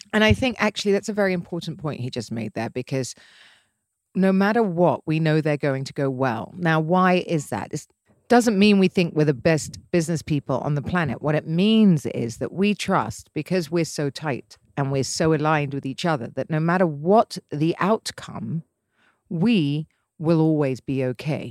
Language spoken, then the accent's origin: English; England, United Kingdom; I'm English and used to English men